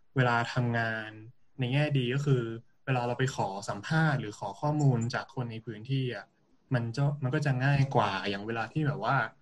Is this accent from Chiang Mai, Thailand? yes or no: yes; Chiang Mai, Thailand; เป็นคนเชียงใหม่เนาะเกิดแล้วก็เติบโตที่นี่